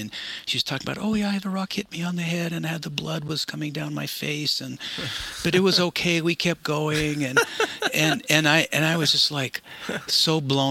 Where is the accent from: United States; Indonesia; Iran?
United States; Pacific Northwest; To me, you know, growing up in the Cascades and then kind of the next level for me was climbing in the Canadian Rockies